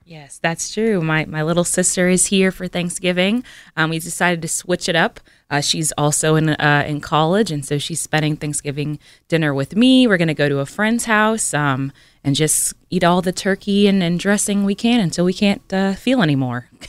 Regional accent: California, United States; we're originally from from California

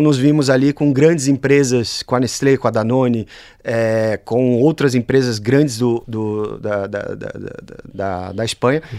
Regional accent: Brazil; moved away as an adult; now in Bologna, Italy; Cresci no Brasil

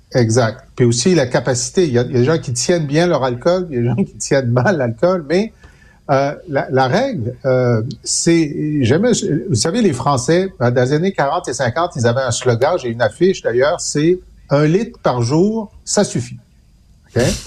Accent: Thetford Mines, Quebec, Canada; je viens de Tetford Mines

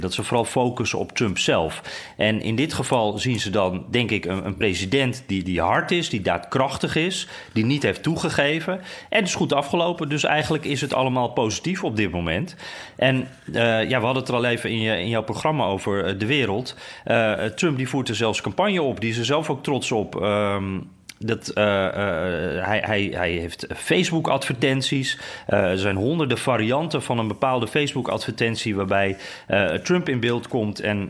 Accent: Netherlands; now in Washington, United States; wij zijn toch wel echte Hollanders

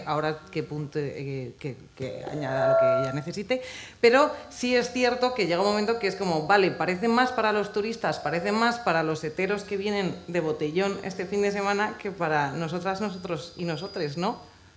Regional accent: Ávila, Castile and León, Spain; moved away as an adult; yo soy de Ávila, yo no nací en Madrid, yo crecí allí hasta los 18 años

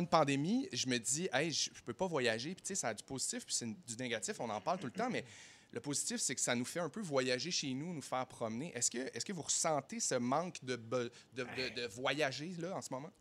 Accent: Saguenay, Quebec, Canada; now in Montreal, Canada; je viens de Saguenay

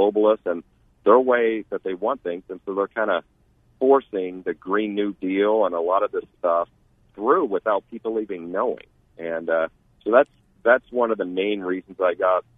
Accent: Wichita, Kansas, United States; moved away as an adult; also born or lived in Tempe, Arizona; now in Chandler, United States; I grew up in Wichita, Kansas

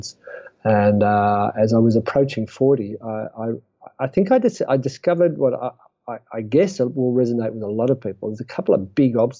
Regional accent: Australia; being an Australian who spends a lot of time in Africa

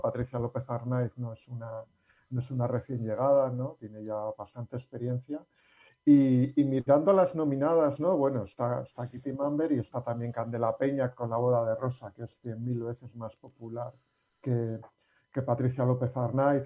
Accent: Basque Country, Spain; los que somos vascos

